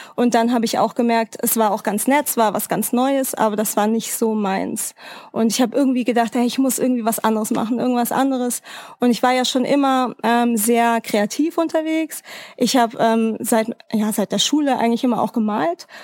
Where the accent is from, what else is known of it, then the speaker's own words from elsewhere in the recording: Frankfurt, Hesse, Germany; moved away as an adult; also born or lived in Freiburg; Ich komme aus Frankfurt, also damals habe ich in Freiburg gewohnt